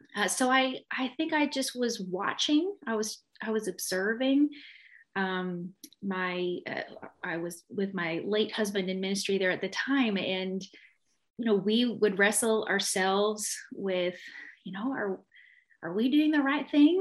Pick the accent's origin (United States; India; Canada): Canada; moved away; growing up in Canada